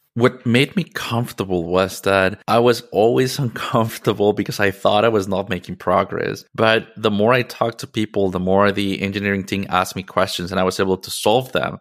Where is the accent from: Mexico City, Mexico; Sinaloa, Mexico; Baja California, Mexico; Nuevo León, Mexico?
Mexico City, Mexico; moved away as an adult; I am originally from Mexico City, and I lived most of my life there.